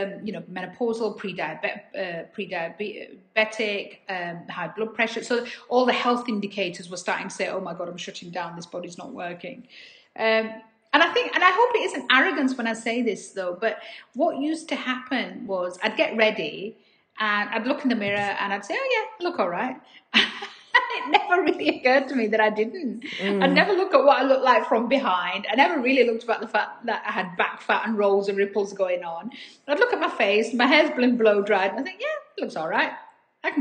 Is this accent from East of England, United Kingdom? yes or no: no; Dewsbury, Yorkshire and the Humber, United Kingdom; a girl born and raised in Dewsbury in West Yorkshire